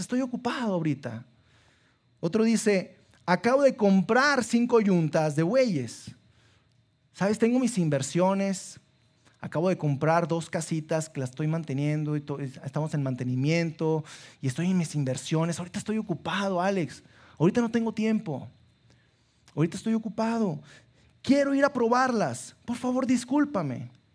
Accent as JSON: {"language": "Spanish", "town": "Sabinas", "region": "Coahuila", "country": "Mexico", "tie": "born or raised there", "moved": "yes", "lives_now": "Saltillo, Mexico", "said": "soy de Sabinas, y allá en eh, mis papás me, metieron a un colegio católico"}